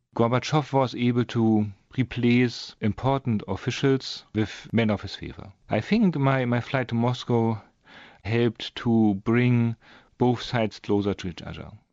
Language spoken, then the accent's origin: English; Germany; not East Germany. I see, I'm coming from the West.